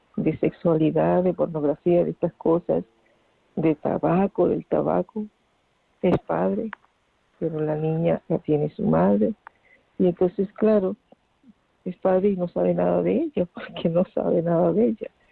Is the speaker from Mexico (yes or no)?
no; Argentina; now in Ferrol, Spain; Soy argentina